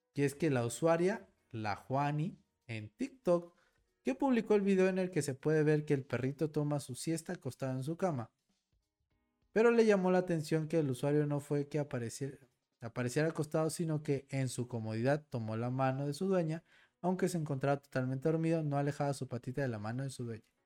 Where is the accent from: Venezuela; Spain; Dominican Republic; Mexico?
Mexico; mi México mágico